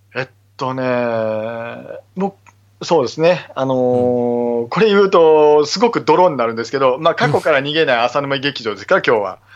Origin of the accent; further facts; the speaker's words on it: Okayama, Japan; 岡山のね、えー、はい、僕の地元の話なんですけど、僕は岡山なので